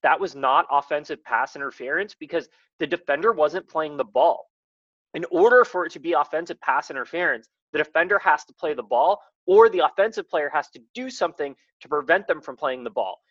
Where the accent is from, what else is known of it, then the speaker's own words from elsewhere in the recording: the Bay Area, California, United States; I grew up in the Bay